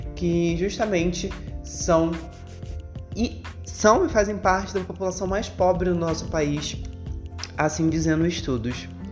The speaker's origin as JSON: {"language": "Portuguese", "region": "Rio de Janeiro", "country": "Brazil", "tie": "born or raised there", "said": "eu sou nascida e criada na Zona Oeste do Rio, no bairro de Realengo"}